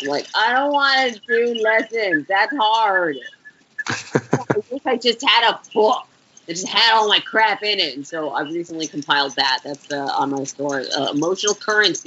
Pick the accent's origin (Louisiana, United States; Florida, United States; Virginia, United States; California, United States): Florida, United States; Orlando; also born or lived in Bronx, New York; where that's where I grew up, Orlando, Florida.